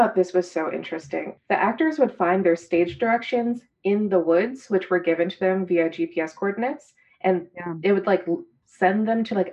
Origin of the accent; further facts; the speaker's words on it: Virginia, United States; I'm from Virginia, and it's only about an hour away from my childhood home.